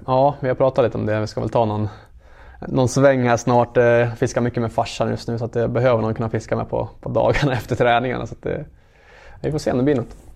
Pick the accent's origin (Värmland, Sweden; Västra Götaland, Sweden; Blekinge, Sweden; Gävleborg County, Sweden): Gävleborg County, Sweden; Gävle; Alla vi spelar som är härifrån.